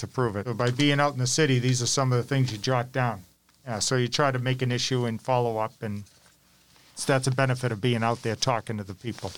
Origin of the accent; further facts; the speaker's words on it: Malden, Massachusetts, United States; Malden High School that I knew I wanted to be mayor of my hometown one day